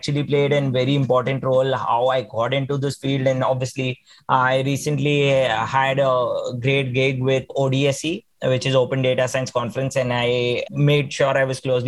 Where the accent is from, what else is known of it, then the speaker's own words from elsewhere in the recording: Mumbai, Maharashtra, India; also born or lived in Pune; I then had an opportunity to come back to my hometown, which is Mumbai